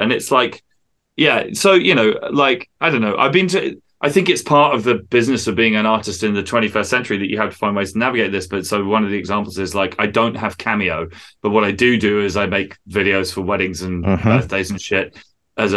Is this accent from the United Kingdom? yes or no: yes; England, United Kingdom; accent: English; as a true born Englishman